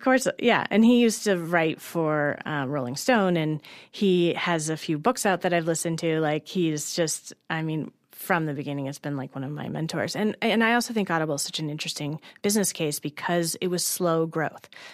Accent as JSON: {"language": "English", "region": "Colorado", "country": "United States", "also_born_or_lived": "Los Angeles / New York", "said": "I'm originally from Colorado"}